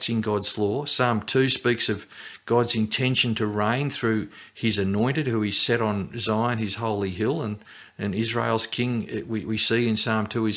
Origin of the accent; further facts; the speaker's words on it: Australia; as an Australian